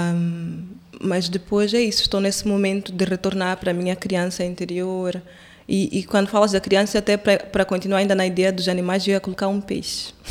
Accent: Quelimane, Zambezia, Mozambique; moved away; Eu, eu sou de Climane

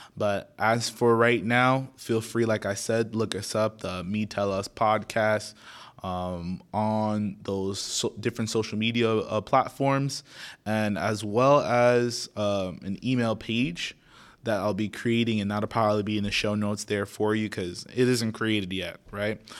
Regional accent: Naples, Florida, United States; born and raised in Naples, Florida

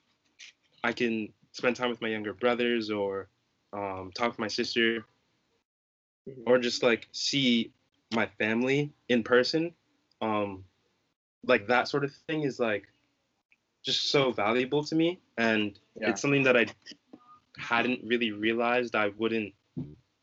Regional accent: Northeast, United States; moved away; growing up in the Northeast

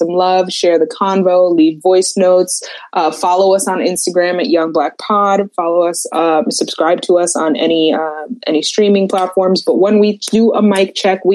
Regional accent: northern New Jersey, United States; now in Maryland, United States; I'm from the northern New Jersey, New York City metropolitan area where we are taught in school to curse

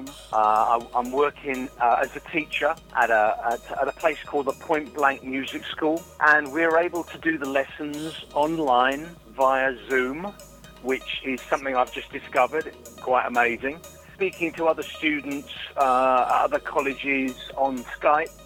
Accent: London, United Kingdom; I grew up in Highgate, London N6

